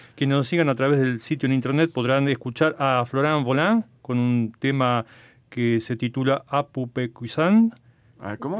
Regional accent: Buenos Aires, Argentina; Yo soy de Buenos Aires y viví prácticamente toda mi vida allí

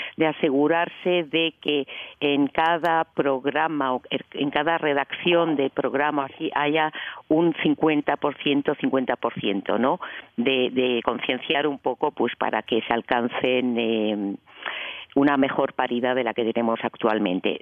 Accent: A Coruña, Galicia, Spain; now in Switzerland; Yo soy española, yo soy española, gallega, de La Coruña

